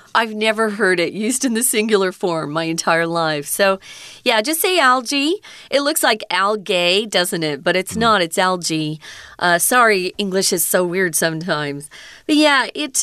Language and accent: English; near California, United States; now in Taiwan; I grew up near California, and so if I went to a beach, or the ocean. It was always California